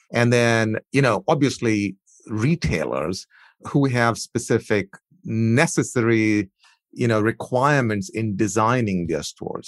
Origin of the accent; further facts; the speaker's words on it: India; moved away; My heritage is I, I grew up in India